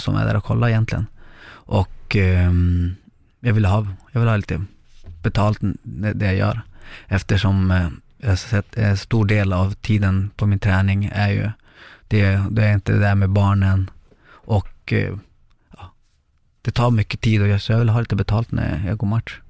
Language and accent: Swedish; Lycksele, Västerbotten County, Sweden; moved away as an adult; also born or lived in Chile / Sundsvall; vi hamnade i Lycksele och där är jag uppväxt till jag var 17 år, 18.